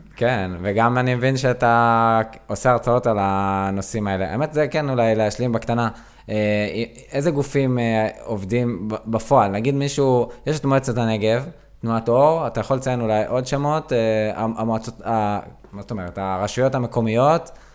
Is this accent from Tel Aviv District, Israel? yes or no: no; Southern District, Israel; אני דרומי, אני דרומי